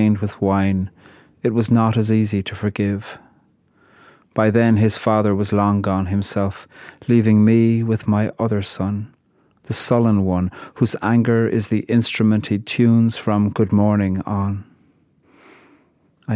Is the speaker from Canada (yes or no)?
no; Ireland; I'm a poet from Ireland.